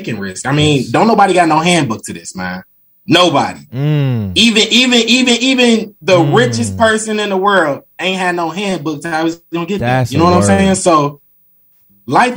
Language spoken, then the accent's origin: English; Chicago, Illinois, United States; moved away as an adult; also born or lived in Michigan; now in Atlanta, United States; Born and raised in Chicago. Shout out my city